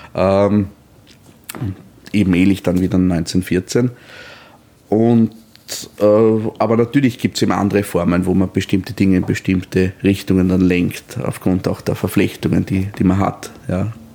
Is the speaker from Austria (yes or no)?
yes; Austria; als Österreicher